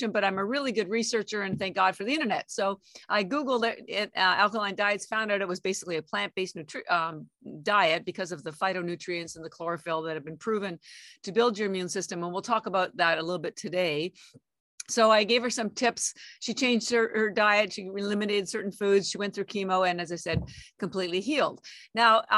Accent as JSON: {"language": "English", "country": "Canada", "tie": "born or raised there", "moved": "as an adult", "lives_now": "Boston, United States", "said": "I am Canadian by birth, and I have an MBA and all my education was in Canada"}